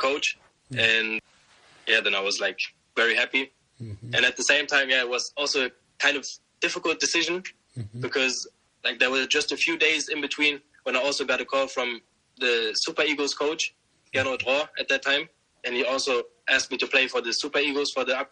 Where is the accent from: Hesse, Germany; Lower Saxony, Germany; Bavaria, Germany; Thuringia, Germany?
Lower Saxony, Germany; Osnabrück; now in Bremen, Germany; I was born and raised there. My dad came from Nigeria to Germany. I grew up in Osnabrück.